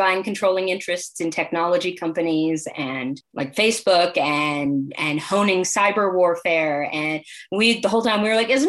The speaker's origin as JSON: {"language": "English", "country": "United States", "said": "where am I from? I was born here. I'm American."}